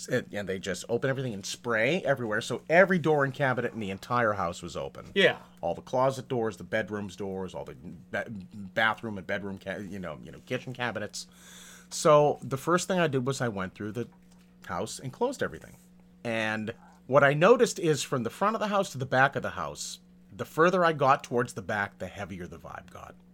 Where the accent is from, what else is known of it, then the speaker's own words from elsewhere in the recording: New England, United States; I grew up in New England, and we would say that you know, in, in the in the dead of summer, like like July, August